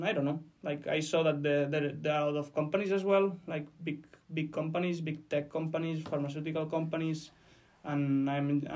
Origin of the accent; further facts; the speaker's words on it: Barcelona, Catalonia, Spain; English is a second language; moved away as an adult; now in Dublin, Ireland; I'm from Barcelona, so it's already crowded there